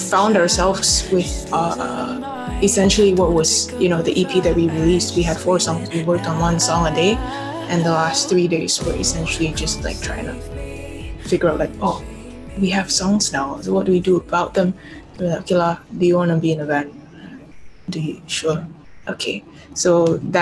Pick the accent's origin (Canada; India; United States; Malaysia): Malaysia; Kota Kinabalu, Sabah; Born and raised here in KK